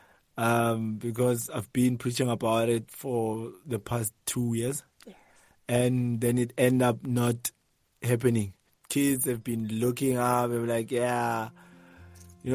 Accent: Pretoria, Gauteng, South Africa; also born or lived in Mabopane; I was born and raised in Soshanguve. 94, we moved to Mawopane. These places are in Pretoria, both of them.

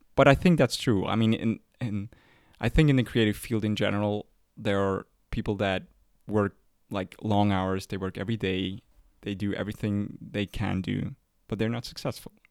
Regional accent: Zurich, Switzerland; We are r- from Zurich

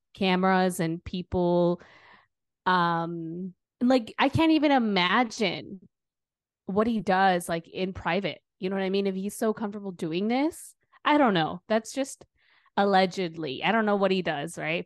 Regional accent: Wisconsin, United States; I'm from Wisconsin too

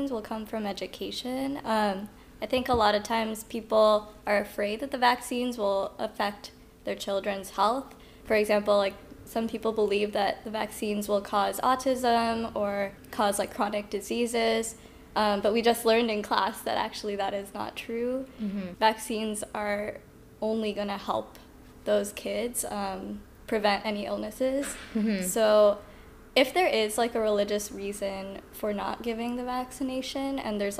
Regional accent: Virginia, United States; moved away as an adult; also born or lived in St. Louis, Missouri; now in Houston, United States; I'm originally from Virginia, close to DC

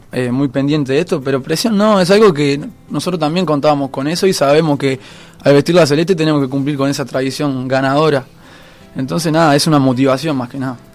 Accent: Montevideo, Uruguay; yo soy de Aguada, del barrio de Aguada.

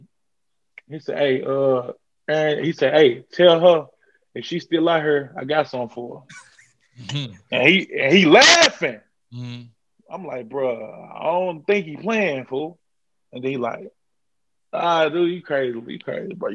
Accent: Brinkley, Arkansas, United States; now in Jonesboro, United States; I'm from Brinkley. Like, Brinkley, small.

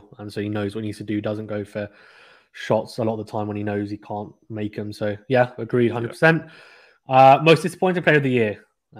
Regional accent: United Kingdom; I'm a Brit

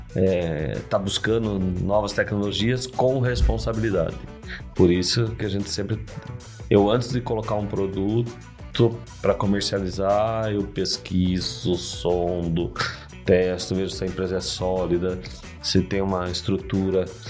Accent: Brazil; Sou brasileiro, adoro o Brasil

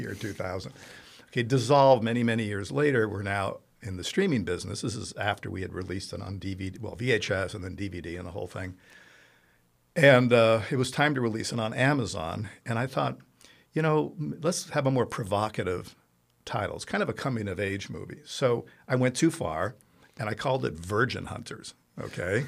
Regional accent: Italy; moved away; I grew up in Italy

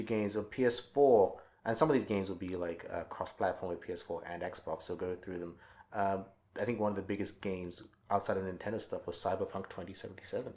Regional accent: England, United Kingdom; my home country of UK England

